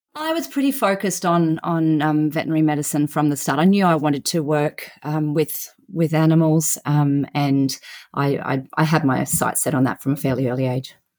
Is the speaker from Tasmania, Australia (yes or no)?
no; central Queensland, Australia; I grew up on a beef cattle property in, um, regional central Queensland in Australia